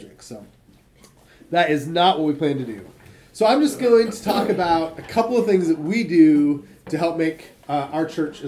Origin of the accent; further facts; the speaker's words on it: Michigan, United States; When I was a kid, I grew up in Michigan